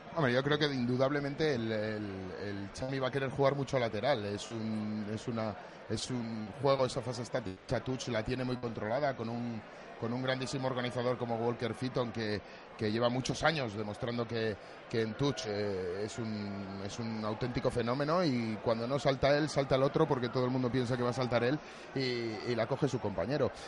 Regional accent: Valladolid, Castile and León, Spain; como vallisoletano que soy

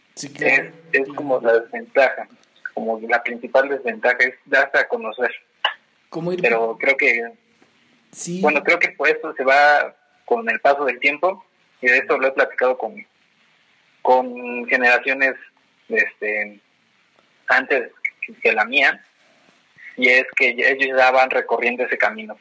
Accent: Toluca, State of Mexico, Mexico; soy orgullosamente de Toluca

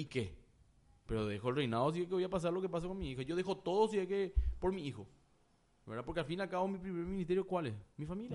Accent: Paraguay; also born or lived in United States; yo soy paraguayo, nací en Paraguay

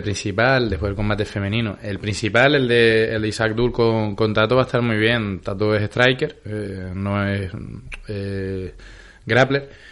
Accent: La Palma, Canary Islands, Spain; somos canarios, nosotros compartimos tierra, pero los palmeros, eh, si tenemos una cualidad es que somos duros como la TEA

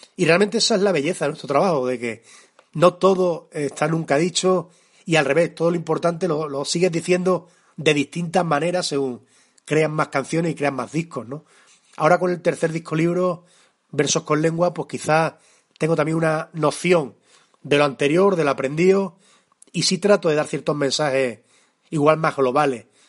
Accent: Extremadura, Spain; accent: extremeño; canto con mi acento y canto como extremeño, que es como más me siento

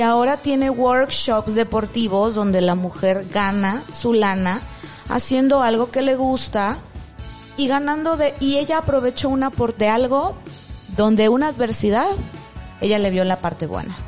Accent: Mexico; estábamos como mexicanos

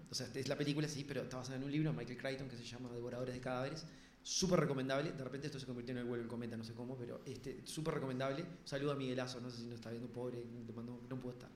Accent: Uruguay

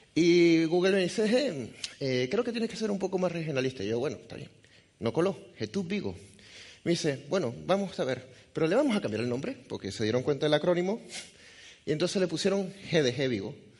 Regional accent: Venezuela; accent: Venezuelan; moved away; also born or lived in Galicia; soy venezolano de nacimiento, por eso el acento, aunque es difícil de decir de qué parte, pero soy gallego de corazón

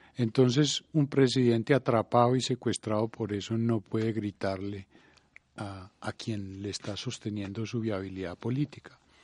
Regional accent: Colombia; nosotros, Colombia

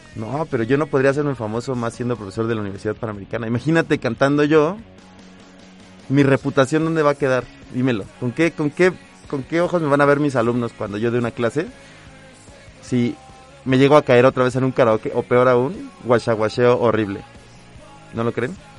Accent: Mexico; como mexicano

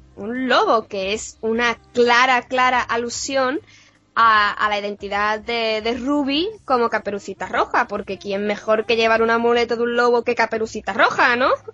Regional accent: Puerto Real, Andalusia, Spain; yo soy de Puerto Real

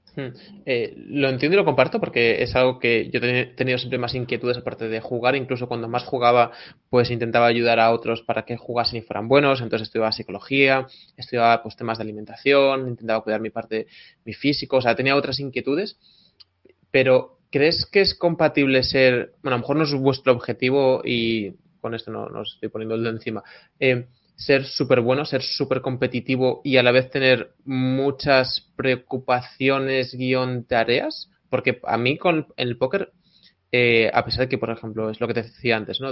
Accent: Tui, Galicia, Spain; el restaurante La de Manu en Tui, mi pueblo natal

